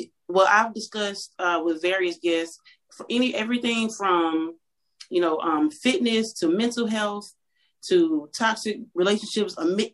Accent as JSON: {"language": "English", "region": "Louisiana", "country": "United States", "moved": "yes", "lives_now": "Texas, United States", "said": "I'm from Louisiana."}